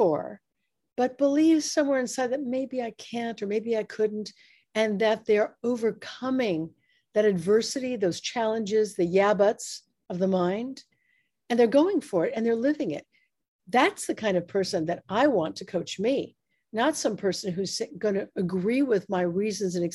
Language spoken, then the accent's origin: English; United States; I'm an American